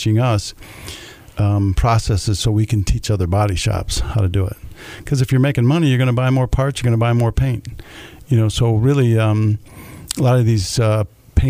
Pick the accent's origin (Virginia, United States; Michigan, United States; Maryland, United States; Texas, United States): Michigan, United States; Jackson; I grew up over there on Waterloo Street, right down the street, you know, until I was 12, before we moved out to Vandercook